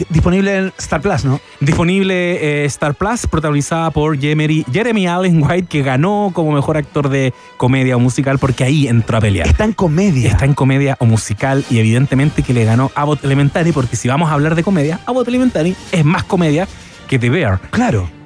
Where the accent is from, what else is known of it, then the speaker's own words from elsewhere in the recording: Chile; como chilenos